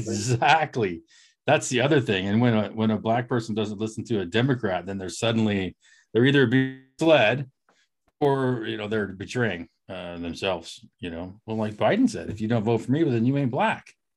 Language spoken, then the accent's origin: English; Eastern Oregon, United States; moved away; We are four friends from Eastern Oregon who've traveled the world and wound up scattered across the U.S.